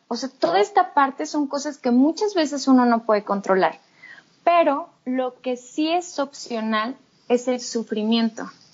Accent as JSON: {"language": "Spanish", "town": "Torreón", "region": "Coahuila", "country": "Mexico", "also_born_or_lived": "United Kingdom", "said": "soy de Torreón"}